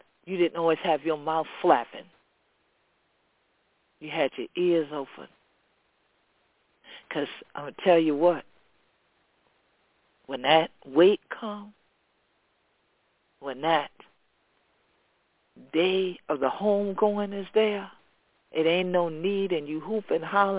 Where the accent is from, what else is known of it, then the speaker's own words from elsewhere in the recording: Gullah Geechee Nation, Sea Islands, United States; This is how we grew up here in the Gullah Geechee Nation.